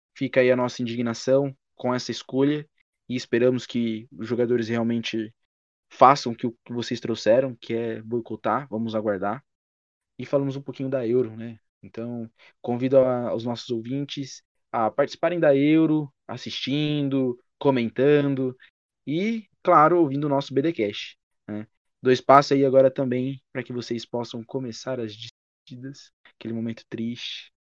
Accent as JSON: {"language": "Portuguese", "country": "Brazil", "said": "ficaremos muito felizes como brasileiros"}